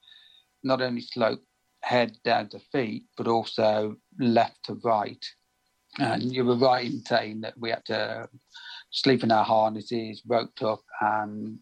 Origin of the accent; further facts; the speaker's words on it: Birmingham, West Midlands, United Kingdom; I'm from Birmingham in the UK